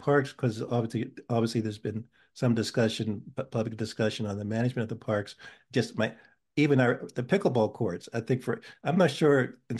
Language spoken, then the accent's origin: English; Pittsburgh, Pennsylvania, United States; born there; moved away; I was born in Pittsburgh and came here in 1971. So I'm still somewhat of a transplant.